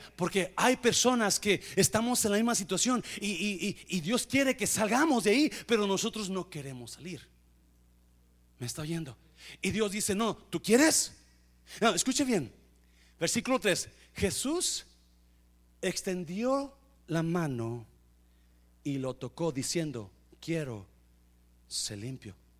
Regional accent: Mexico; yo sé que somos mexicanos

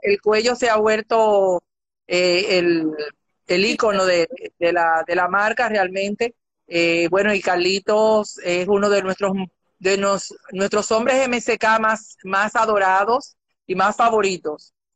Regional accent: Dominican Republic; decimos los dominicanos mal hablados

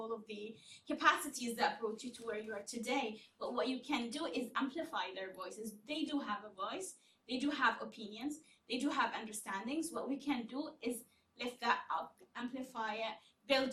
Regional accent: Yemen; I'm from Yemen

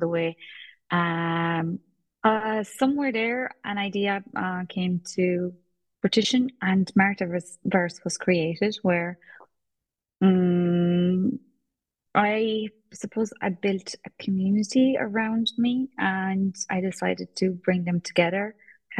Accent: Poland; now in Ireland; Polish. And we moved here

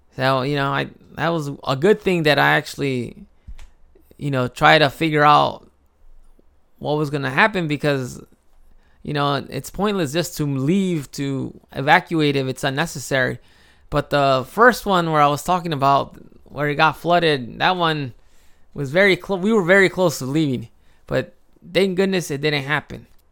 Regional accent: Chicago, Illinois, United States; moved away as an adult; now in Japan; I grew up in Chicago

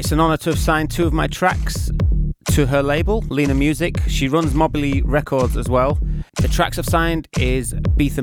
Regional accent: Yorkshire and the Humber, United Kingdom; accent: North England; I'm a Yorkshireman, so it's a North

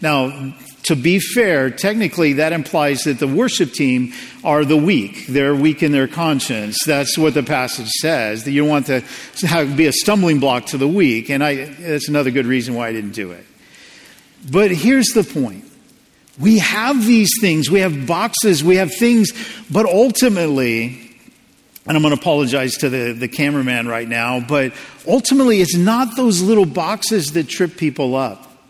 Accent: United States; as an American

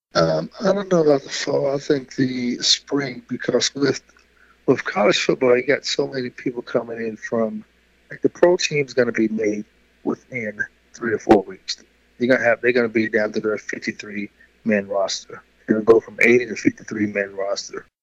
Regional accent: Louisville, Kentucky, United States; moved away; also born or lived in Houston, Texas; growing up in Louisville

